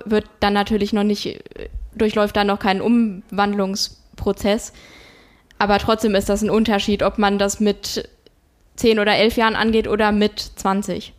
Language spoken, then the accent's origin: German; Rodgau, Hesse, Germany; also das ist äh, wirklich mein Heimatort